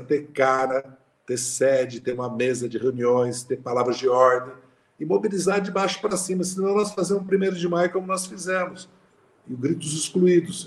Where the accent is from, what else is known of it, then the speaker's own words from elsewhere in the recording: Passa Quatro, Minas Gerais, Brazil; lá na minha cidade, Passa Quatro